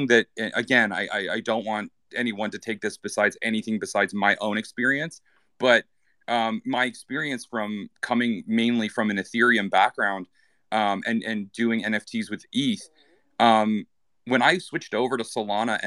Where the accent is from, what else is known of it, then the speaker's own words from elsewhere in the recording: Canada; first language English; I'm English speaker, I'm from Canada